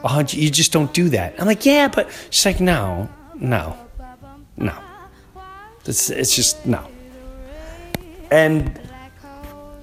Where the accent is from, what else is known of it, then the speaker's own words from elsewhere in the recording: Long Island, New York, United States; I grew up in Long Island